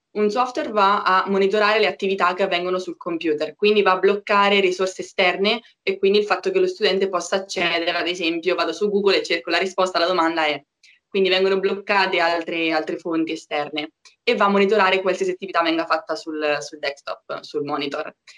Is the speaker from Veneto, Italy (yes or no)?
no; Marche, Italy; moved away as an adult; now in Milan, Italy; Io sono marchigiana, forse già si sente dall'accento